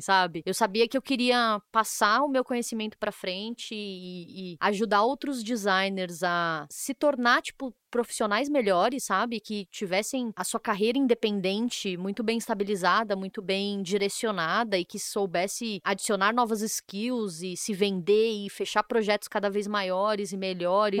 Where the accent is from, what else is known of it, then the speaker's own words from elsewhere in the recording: São Paulo, Brazil; Eu sou de São Paulo